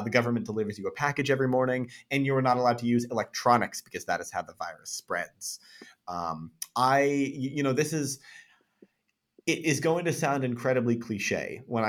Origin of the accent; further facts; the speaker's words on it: Chatham, Massachusetts, United States; my hometown of Chatham, Massachusetts